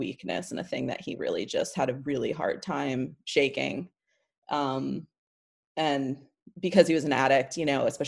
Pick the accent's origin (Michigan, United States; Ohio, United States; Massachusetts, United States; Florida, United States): Florida, United States; Tampa; also born or lived in St. Petersburg; now in New York, United States; So I grew up, I'm not originally from Florida, but I grew up there and I grew up in Tampa, Florida from, I was there the time I was like 12. I lived in St. Petersburg for a while.